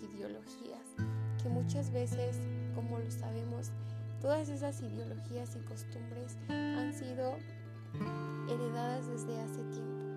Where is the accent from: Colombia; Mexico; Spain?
Mexico; como mexicanos